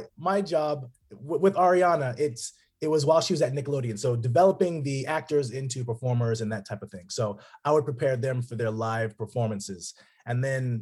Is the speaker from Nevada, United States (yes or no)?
yes; Las Vegas, Nevada, United States; moved away as an adult; now in Los Angeles, United States; I grew up in Vegas, Las Vegas, kind of bounced around within there.